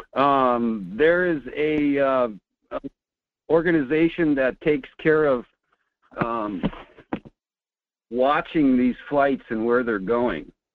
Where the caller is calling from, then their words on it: Fairbanks, Alaska, United States; calling from Fairbanks